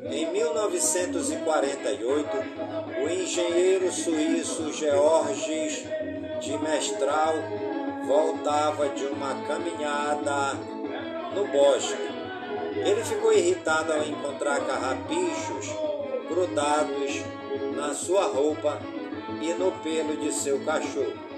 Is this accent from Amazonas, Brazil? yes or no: yes; Careiro da Várzea, Amazonas, Brazil; por todas as comunidades do Careiro da a minha cidade natal.